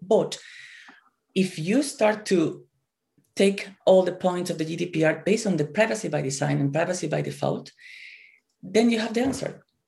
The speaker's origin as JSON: {"language": "English", "country": "Spain", "moved": "as an adult", "lives_now": "Japan", "said": "I'm originally from Spain. I came here to, to Japan one year and a half ago"}